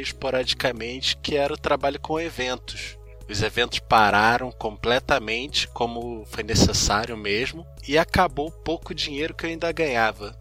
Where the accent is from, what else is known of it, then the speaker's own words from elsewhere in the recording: Rio de Janeiro, Brazil; sou do Rio de Janeiro, talvez deva para perceber pelo sotaque